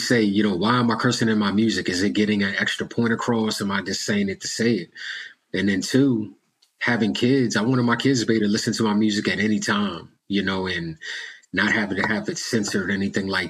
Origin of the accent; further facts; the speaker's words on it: United States; accent: American; being an African-American, you know, being from here in America